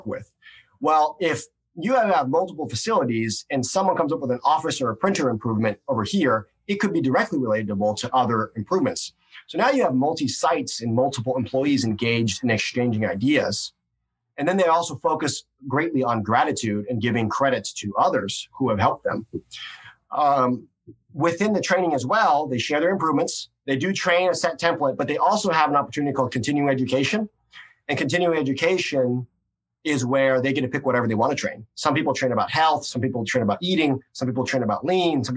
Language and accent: English; Missouri, United States; I'm a hick from Missouri